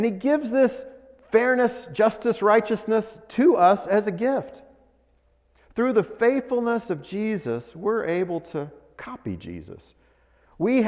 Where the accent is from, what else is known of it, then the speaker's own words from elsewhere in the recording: Colorado, United States; moved away as an adult; also born or lived in Oklahoma / Kansas / Nebraska / Texas; I was born in Colorado, grew up in Colorado